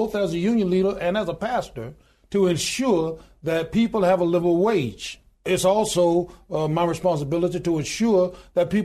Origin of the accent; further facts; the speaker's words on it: Goodwater, Alabama, United States; I was born in a little small town in Goodwater, Alabama, population 1,292